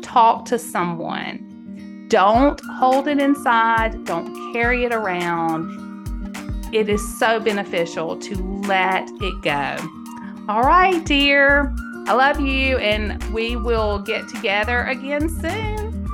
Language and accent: English; Mississippi, United States; now in Tennessee, United States; Mississippi. I live in Tennessee now